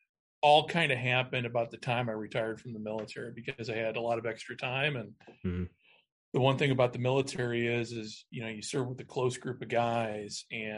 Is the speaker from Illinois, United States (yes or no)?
yes; Chicago, Illinois, United States; moved away; also born or lived in Phoenix, Arizona; the Bears, you know, who are my hometown team. And then about 91, I was in Phoenix. I was kind of, you know, I was young. I think it was about 25, 26